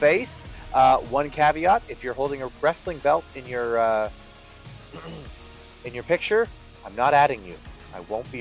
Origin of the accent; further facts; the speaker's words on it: Canada; me as a Canadian